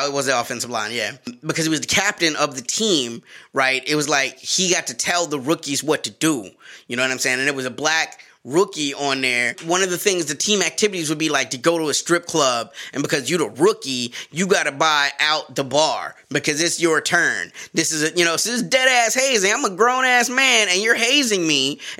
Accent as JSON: {"language": "English", "region": "the South", "country": "United States", "said": "Bro, you're my cousin and I'm from the South. I gotta give my family something to do. You know, and we always had dogs down South."}